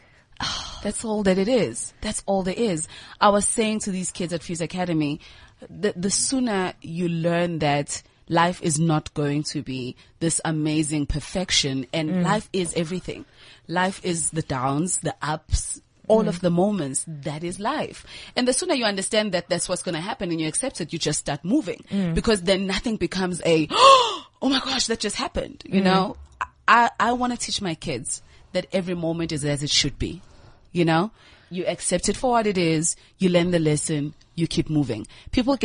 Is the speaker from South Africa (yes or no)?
yes; Newcastle, KwaZulu-Natal, South Africa; moved away as an adult; now in Johannesburg, South Africa; I grew up in a small, small town in Natal called Newcastle